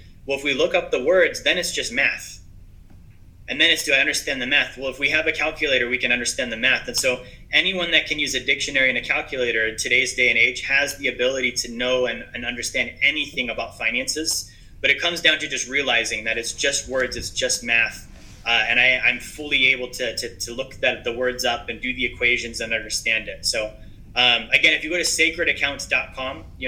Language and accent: English; Alaska, United States; I'm from Alaska